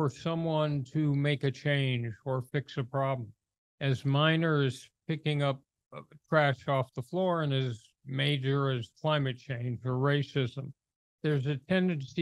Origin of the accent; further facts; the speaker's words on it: Los Angeles, California, United States; also born or lived in Hollywood; I was born in Hollywood, grew up in Los Angeles